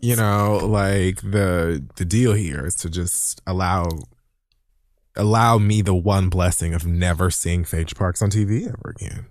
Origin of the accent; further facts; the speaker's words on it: Miami, Florida, United States; moved away as an adult; now in New York City, United States; Born and raised in Miami, spent twenty-five years of my life there, so most of it